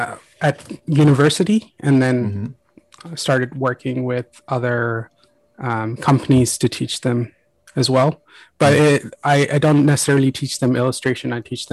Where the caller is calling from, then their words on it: Dublin, Leinster, Ireland; I am calling in from Dublin.